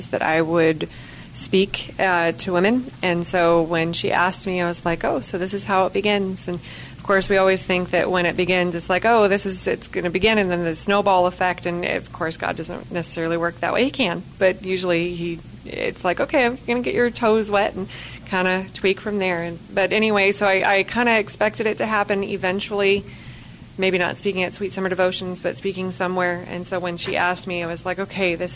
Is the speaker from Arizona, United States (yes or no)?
yes; Arizona, United States; moved away; my home state of Arizona